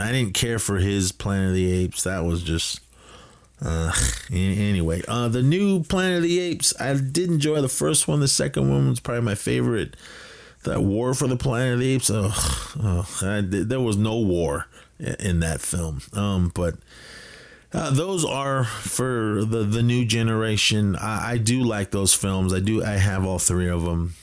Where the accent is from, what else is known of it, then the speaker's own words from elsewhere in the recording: Oakland, California, United States; I'm a kid from the Bay Area, uh, Oakland represent